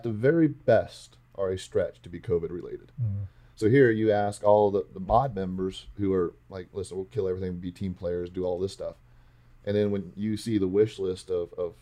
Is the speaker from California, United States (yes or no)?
yes; Central Valley, California, United States; I grew up in the Central Valley, my family's in ag